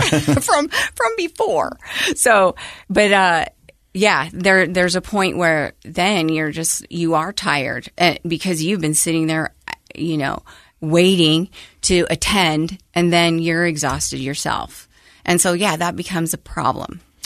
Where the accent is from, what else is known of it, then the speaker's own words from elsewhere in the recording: Logan, Utah, United States; I grew up in Logan, Utah